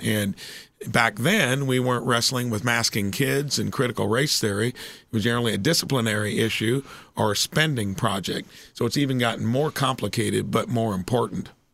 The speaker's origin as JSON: {"language": "English", "region": "Indiana", "country": "United States", "tie": "born or raised there", "moved": "as an adult", "said": "moving back to your hometown"}